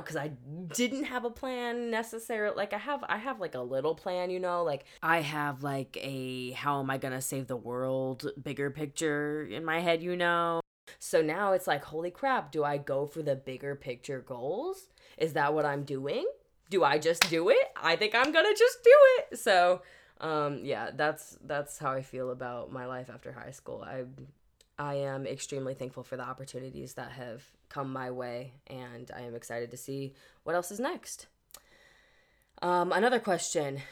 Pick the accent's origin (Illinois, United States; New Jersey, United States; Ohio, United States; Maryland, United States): Illinois, United States; Wood River; moved away; Wood River, which is my hometown